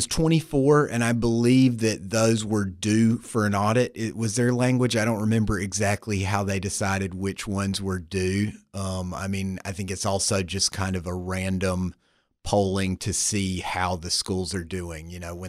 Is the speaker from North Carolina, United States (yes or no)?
yes; North Carolina, United States; I assure you that I'm not. I'm actually from the American South, North Carolina, to be specific. And I spent some years reporting there before I went to grad school.